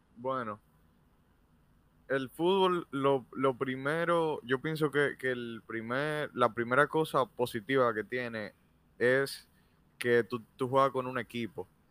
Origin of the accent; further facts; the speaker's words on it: Dominican Republic; en nuestro país